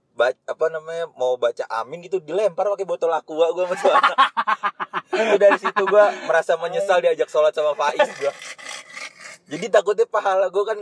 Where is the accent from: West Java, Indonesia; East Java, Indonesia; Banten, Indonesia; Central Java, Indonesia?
Banten, Indonesia; Ciledug; also born or lived in Jakarta; gue emang anak ciledug banget gue lahir di Ciledug, hmm. dari kecil di Ciledug.